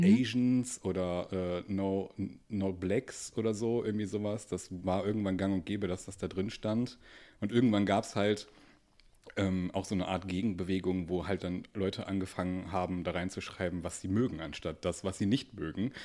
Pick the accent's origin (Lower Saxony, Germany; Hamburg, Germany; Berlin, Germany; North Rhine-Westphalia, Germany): North Rhine-Westphalia, Germany; Duisburg; ich komme aus Duisburg